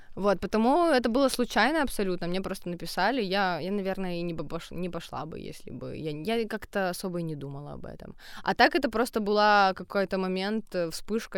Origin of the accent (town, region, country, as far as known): Ukraine